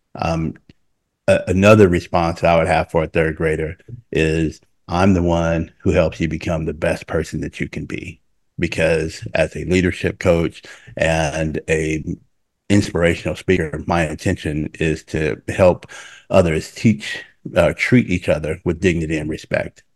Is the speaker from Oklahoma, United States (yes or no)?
yes; Oklahoma City, Oklahoma, United States; moved away as an adult; I'm from Oklahoma City, but I wasn't from a dense part of Oklahoma City